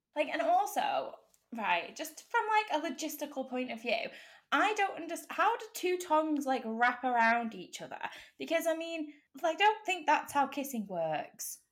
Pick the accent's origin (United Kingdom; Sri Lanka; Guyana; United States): United Kingdom; we are British.